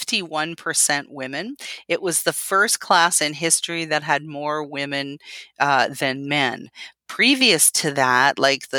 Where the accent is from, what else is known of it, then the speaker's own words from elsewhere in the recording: Tilbury, Ontario, Canada; I'm from Canada, so I grew up just outside of a little town called Tilbury, Ontario, right out on Lake St. Clair